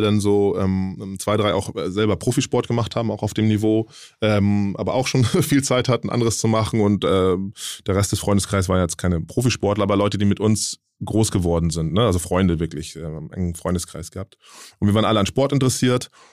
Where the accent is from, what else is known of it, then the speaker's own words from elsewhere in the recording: Hamburg, Germany; ich komme halt aus Willensburg ähm, in mhm. Hamburg, das ist halt ein Stadtteil